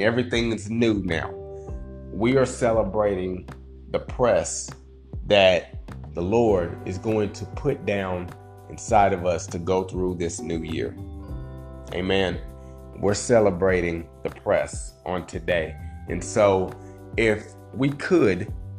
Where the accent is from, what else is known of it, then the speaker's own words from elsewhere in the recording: Indiana, United States; I'm from Indiana